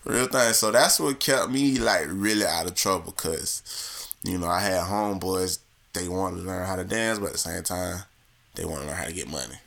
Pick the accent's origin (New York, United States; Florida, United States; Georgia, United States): Florida, United States; Fort Lauderdale; moved away; I'm from like in Florida, Broward County, Fort Lauderdale